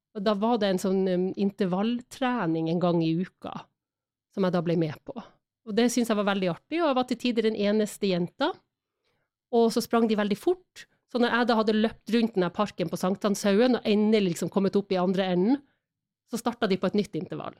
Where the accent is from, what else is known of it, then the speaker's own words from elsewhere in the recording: Harstad, Troms, Norway; moved away as an adult; also born or lived in Spain / England / Florida; now in Oslo, Norway; Jeg flytta vel fra Harstad da jeg var 18, eller kanskje jeg akkurat hadde fylt 19